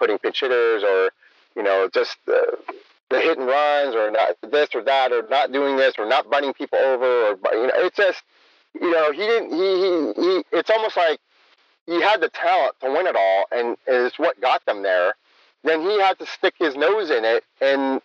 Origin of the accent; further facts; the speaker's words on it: San Jose, California, United States; also born or lived in San Francisco; I grew up in San Jose